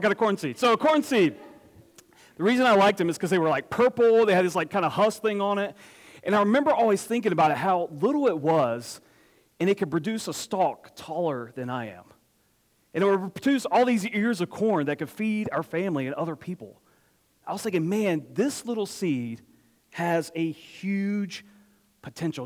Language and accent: English; Apex, North Carolina, United States; I grew up in Apex, which is where Julian I uh, grew up